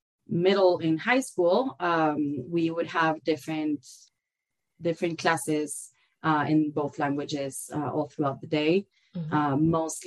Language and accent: English; Concordia, Entre Ríos, Argentina; English is a second language; moved away as an adult; also born or lived in Patagonia / Buenos Aires; now in Lake Tahoe, United States; I was actually born down in the south in the Patagonia region, mm-hmm. but I grew up in a small town called Concordia that's 4 hours north of Buenos Aires, the capital mm-hmm. city. And I lived there until I was about 18 and moved to Buenos Aires